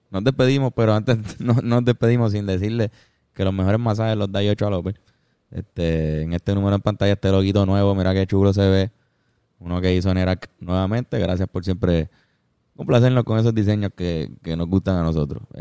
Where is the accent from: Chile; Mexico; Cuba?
Cuba; moved away; Es que no, no, somos cubanos y no estamos viviendo en Cuba ahora mismo.